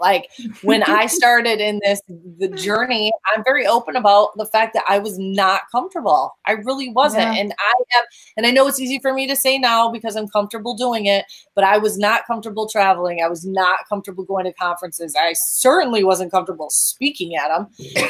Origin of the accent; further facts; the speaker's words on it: Western New York, United States; moved away; you have a little bit of an accent. Where are you from? New York. Yeah. Not that New York. The other Western New York.